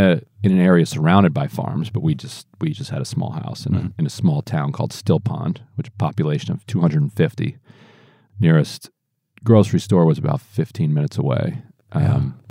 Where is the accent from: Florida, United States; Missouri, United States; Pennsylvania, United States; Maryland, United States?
Maryland, United States; Eastern Shore of; I grew up on the eastern shore of Maryland.